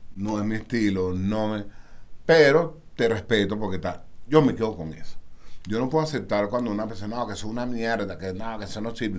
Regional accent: Caracas, Capital District, Venezuela; Yo soy muy caraqueño.

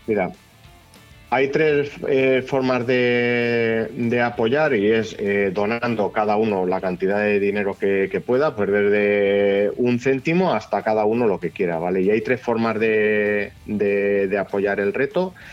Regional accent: Castilla-La Mancha, Spain; Yo soy de Gueruela, de un pueblo eh, chiquitín de aquí de la provincia de Albacete

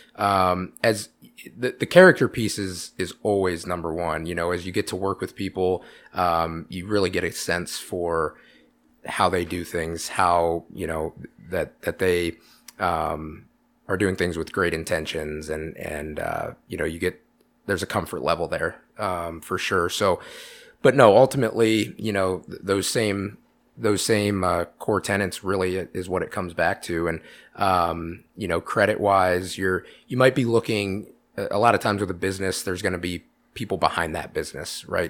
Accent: Iowa City, Iowa, United States; moved away as an adult; now in Pella, United States; I'm from, born and raised in Iowa City.

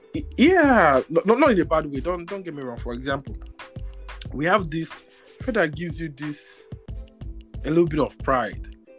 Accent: Nigeria; growing up in Nigeria

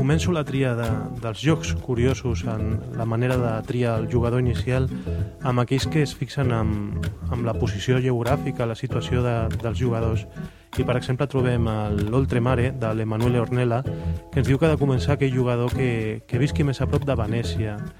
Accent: Gavà, Catalonia, Spain; sóc membre d'una associació al meu poble a Gavà

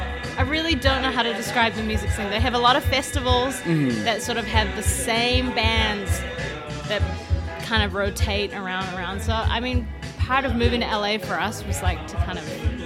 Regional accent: Queenstown, Otago, New Zealand; moved away; also born or lived in Singapore / Christchurch, New Zealand / Auckland, New Zealand; I was born in Singapore, but I grew up in a town called Queenstown, okay. New Zealand. Went to high school in Christchurch, and then I lived in Auckland.

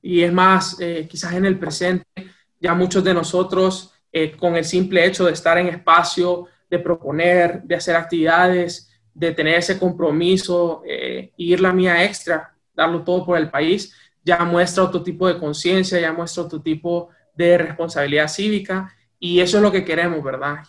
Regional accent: Tegucigalpa, Francisco Morazán, Honduras; moved away as an adult; also born or lived in United States; nací y crecí en Tegucigalpa, Honduras

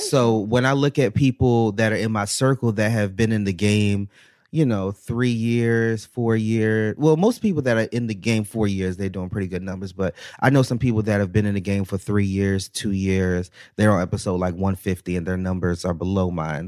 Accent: United States; moved away as an adult; also born or lived in Baltimore, Maryland; now in Atlanta, United States; I'm originally from the DMV area, so DC, Maryland area

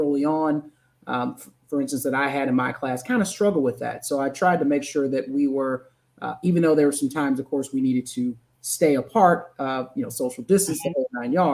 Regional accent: St. Louis, Missouri, United States; born and raised in St. Louis, Missouri. So from the Midwest

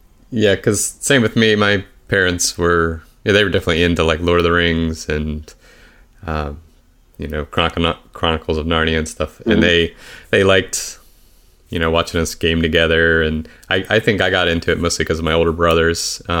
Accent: Pittsburgh, Pennsylvania, United States; now in Connecticut, United States; I live up in Connecticut, and my brother, we're originally from Pittsburgh

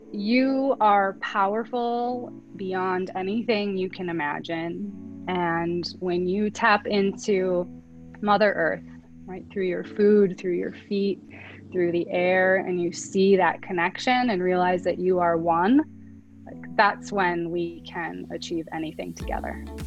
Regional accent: North Dakota, United States; I grew up in North Dakota mm-hmm. in a small town

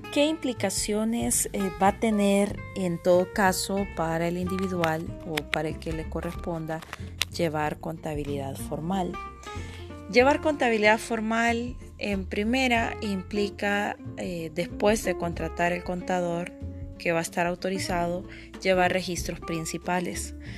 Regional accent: El Salvador; como ciudadanos salvadoreños

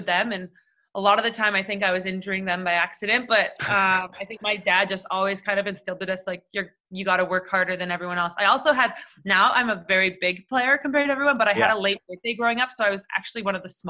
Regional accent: Toronto, Ontario, Canada; growing up in Toronto

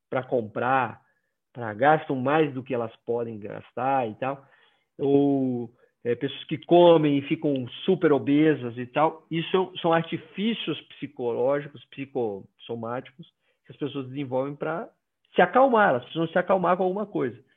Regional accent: Northeast Region, Brazil; Eu sou nordestino, então toda festa tinha bebida.

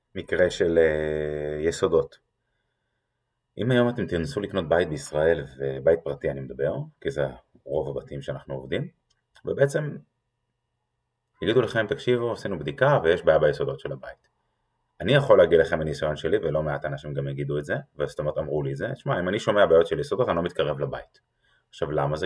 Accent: Israel; אנחנו כישראלים

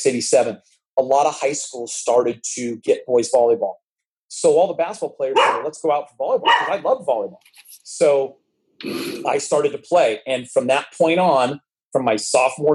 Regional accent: Los Angeles, California, United States; I grew up in the San Fernando Valley

